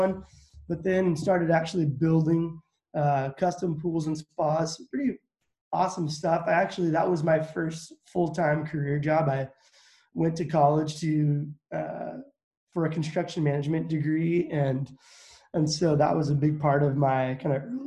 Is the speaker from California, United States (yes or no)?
no; Cashmere, Washington, United States; born or raised there; also born or lived in Midland, Texas; now in Wenatchee, United States